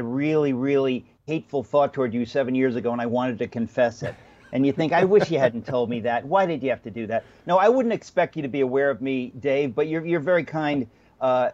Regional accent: Danbury, Connecticut, United States; also born or lived in Astoria, Queens, New York City; now in New York City, United States; I was born in Astoria. That's where I started life, Jackson Heights, Queens. But I spent most of my life in Danbury, Connecticut.

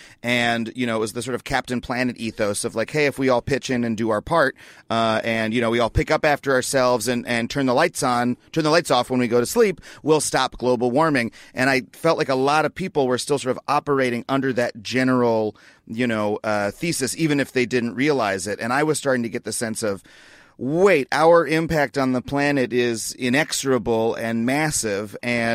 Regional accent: United States; what I have experienced, again, growing up in America

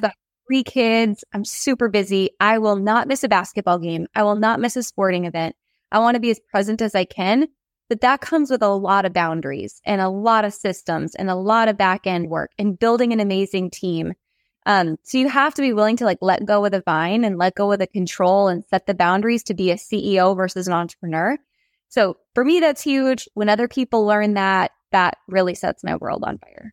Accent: North Dakota, United States; Growing up in North Dakota

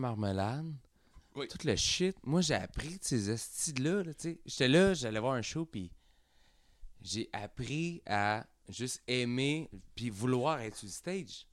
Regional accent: Quebec, Canada; on vient tous de Saint-Jean, on vient tous de Saint-Jean, mais on a starté là

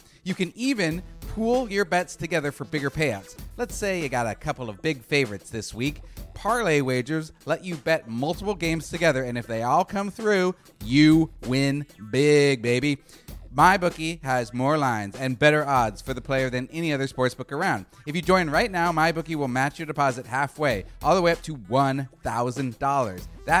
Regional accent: West Coast, United States; also born or lived in New York; I lived in New York 8 years and became kind of a Knicks supporter because I'm from the West Coast.

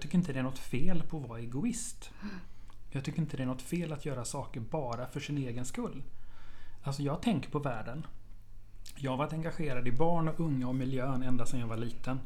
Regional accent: Hällevik, Sweden; Tvååker och lilla Hällevik där jag kommer ifrån

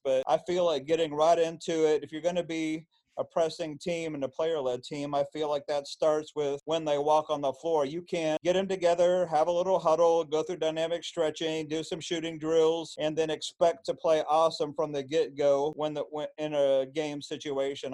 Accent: Illinois-Indiana border, United States; moved away; I grew up on the Illinois Indiana border

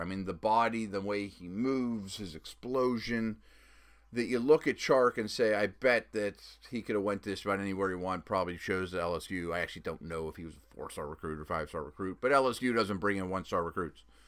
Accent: Pittsburgh, Pennsylvania, United States; the University of Pittsburgh, which is my hometown

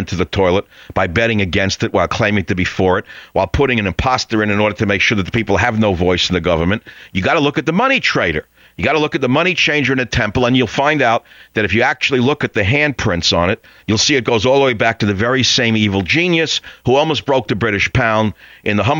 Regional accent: New York City, New York, United States; my hometown, New York City

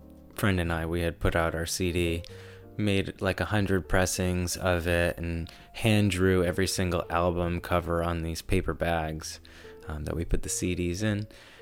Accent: Springfield, Massachusetts, United States; also born or lived in North Carolina; now in Savannah, United States; So I was born in Western Massachusetts.

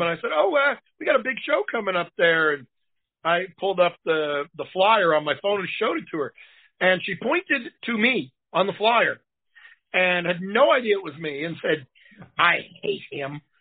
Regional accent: Boston, Massachusetts, United States; now in Tennessee, United States; I live in Tennessee now, but I'm from Boston.

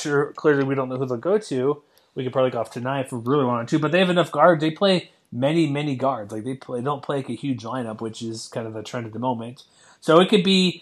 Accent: Texas, United States; I'm from Texas

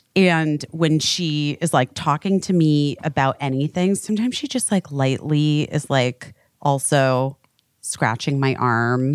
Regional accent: West Coast, United States; moved away; I'm really from the West Coast

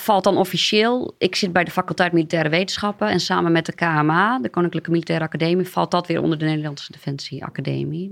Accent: a small village in Groningen, Netherlands; moved away as an adult; now in Amsterdam, Netherlands; Maar ik, kom, en dat is vast aan me te horen, uit een, eh, een klein dorpje in eh, Groningen. Ehm, en eh, ja, tot mijn achttiende gewoond

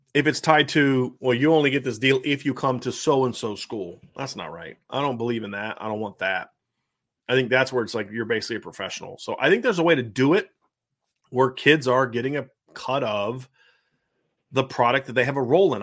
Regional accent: Bath, Ohio, United States; moved away; also born or lived in Virginia Beach, Virginia; where I grew up in Ohio, a Bath

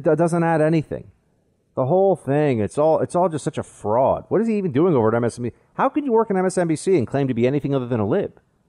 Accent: Manhattan, New York, United States; don't have a New York accent. They're like, you're not really from New York. And I'm like, well, I'm from Manhattan.

